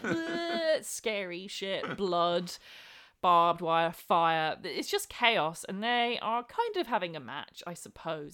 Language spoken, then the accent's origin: English; England, United Kingdom; as an English person